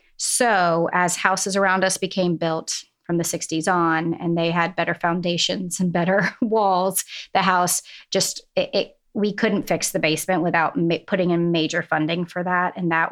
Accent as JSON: {"language": "English", "region": "New England", "country": "United States", "tie": "born there", "said": "I like to say it's because I was born in New England and we go back every summer."}